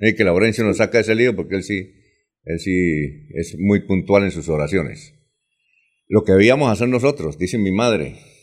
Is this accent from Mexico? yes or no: no; Barichara, Santander, Colombia; yo soy de Barichara